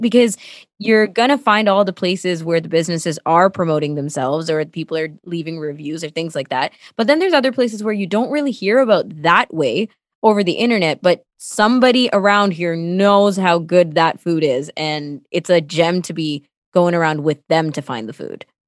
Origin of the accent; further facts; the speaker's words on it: Toronto, Ontario, Canada; first language Tamil; English is a second language; also born or lived in Sri Lanka; that's where I've lived my whole life, mostly in Scarborough